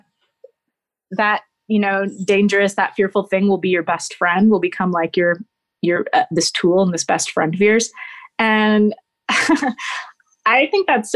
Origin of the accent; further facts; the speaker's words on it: Nashville, Tennessee, United States; I grew up in Nashville, Tennessee